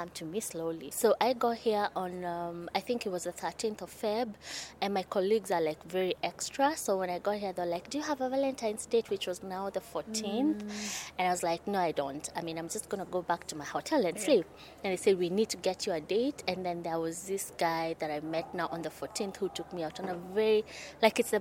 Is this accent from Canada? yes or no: no; Nairobi, Kenya; I am from Nairobi, Kenya.